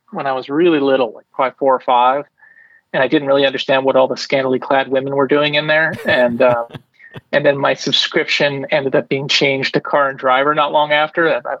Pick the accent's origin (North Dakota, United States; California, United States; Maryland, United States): California, United States; El Cerrito; But I grew up in El Cerrito, which is a town that no one knows except for …. It's a bedroom community.